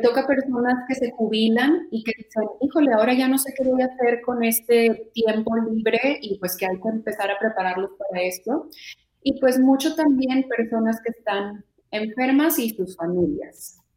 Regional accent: Mexico; como mexicanos o como latinos

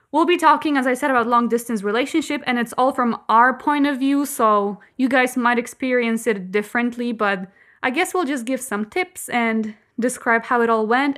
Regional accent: Kołobrzeg, West Pomeranian Voivodeship, Poland; English is a second language; I'm from Kołobrzeg

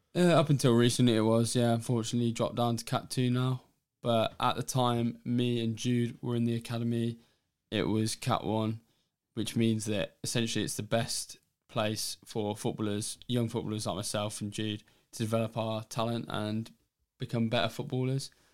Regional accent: England, United Kingdom; being English myself

